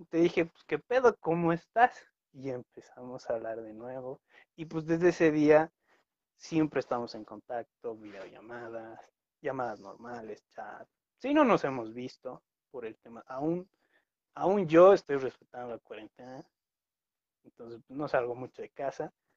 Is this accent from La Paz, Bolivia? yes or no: yes; La Paz, Bolivia; soy de La Paz, La Paz, Bolivia